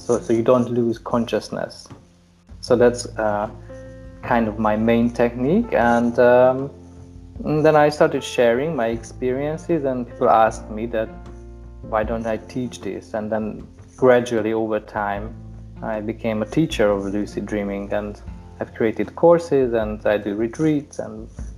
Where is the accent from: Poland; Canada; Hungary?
Hungary; I'm from Hungary